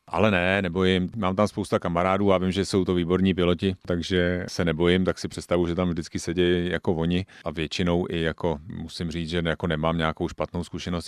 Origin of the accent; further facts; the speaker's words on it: Sezimovo Ústí, South Bohemian Region, Czechia; also born or lived in Dvůr Králové nad Labem / Tábor; Já jsem vyrůstal v Sezimově Ústí, teďka bydlím v Táboře